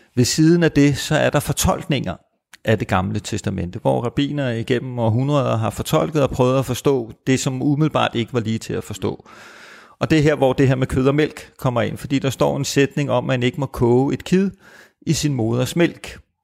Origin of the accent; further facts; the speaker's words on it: Copenhagen, Capital Region of Denmark, Denmark; jeg er født og opvokset i København